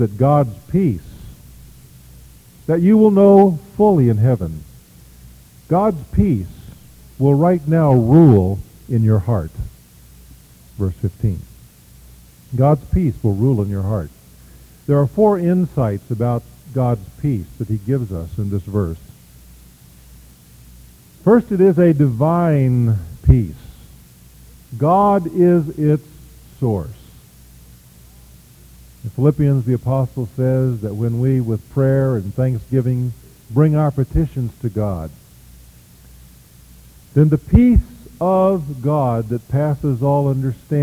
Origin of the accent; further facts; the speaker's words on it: Kansas, United States; I am from Kansas